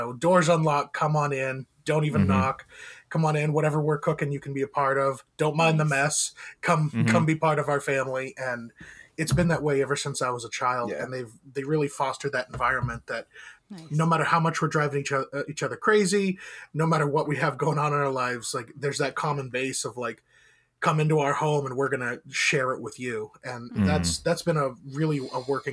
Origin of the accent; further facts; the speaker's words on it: Maine, United States; growing up in Maine